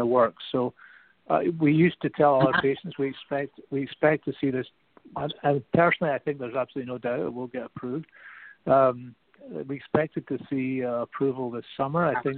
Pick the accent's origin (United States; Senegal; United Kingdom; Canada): Canada; as a Canadian